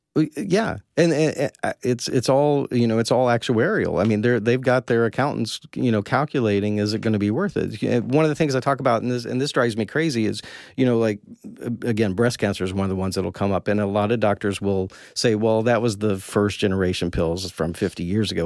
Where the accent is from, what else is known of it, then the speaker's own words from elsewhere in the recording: Kentucky, United States; I was born in Kentucky